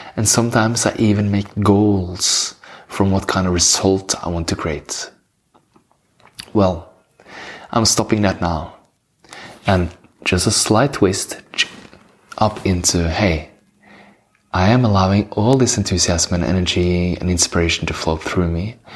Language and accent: English; Norway; English is a second language; I'm from Norway, that's why I have this beautiful accent.